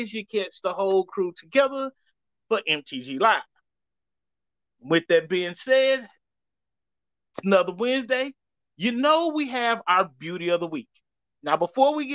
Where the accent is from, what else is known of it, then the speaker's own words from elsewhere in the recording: Louisiana, United States; I'm from Louisiana, and that's how we pronounce that.